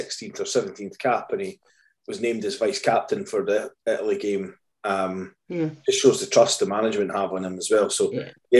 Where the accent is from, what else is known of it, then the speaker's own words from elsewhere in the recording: Scotland, United Kingdom; we are Scottish